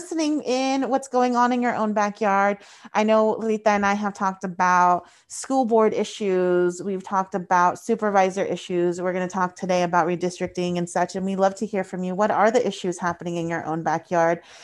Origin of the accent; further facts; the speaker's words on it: Paso Robles, California, United States; My hometown is Paso Robles.